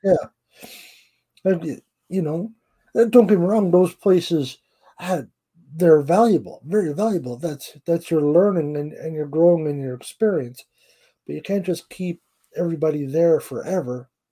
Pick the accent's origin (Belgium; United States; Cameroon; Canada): Canada; I'm Canadian